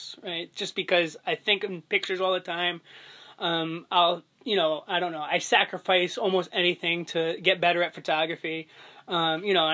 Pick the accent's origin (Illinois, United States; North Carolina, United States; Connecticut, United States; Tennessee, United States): Connecticut, United States; West Haven; born or raised there